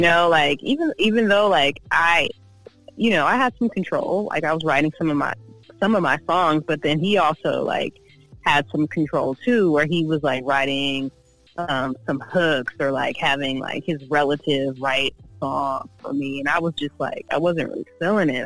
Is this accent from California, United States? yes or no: yes; Oakland, California, United States; also born or lived in San Diego, California / Yuma, Arizona / Berkeley, California / Los Angeles, California; I was born in Oakland, um, raised in Oakland, Berkeley